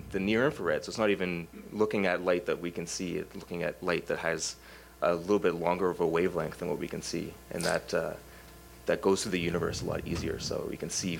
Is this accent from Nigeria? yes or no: no; Toronto, Ontario, Canada; I grew up in Toronto.